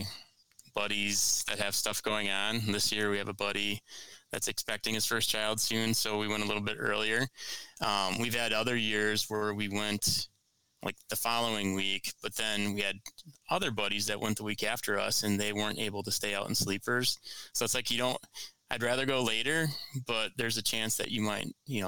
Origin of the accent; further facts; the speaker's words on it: Lake Winnebago, Wisconsin, United States; now in Milwaukee area, United States; I grew up on Winnebago